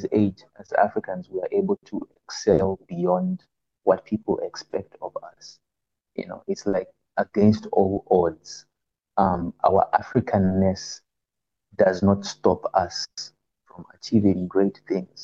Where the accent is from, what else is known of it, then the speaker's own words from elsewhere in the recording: Zambia; I'm from Zambia, by the way. I'm Zambian born.